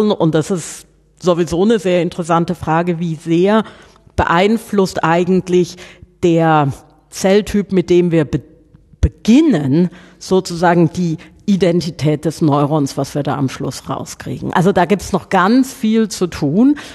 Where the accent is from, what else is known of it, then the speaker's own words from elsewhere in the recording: Southern Germany, Germany; das auseinanderzufieseln, wie man bei uns in Süddeutschland sagt.